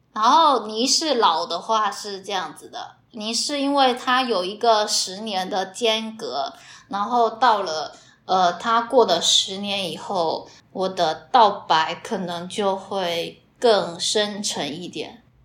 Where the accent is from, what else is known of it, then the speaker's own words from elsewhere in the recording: Fujian, China; accent: 地瓜腔 (Fujian-accented Mandarin); 原谅我的地瓜腔就行了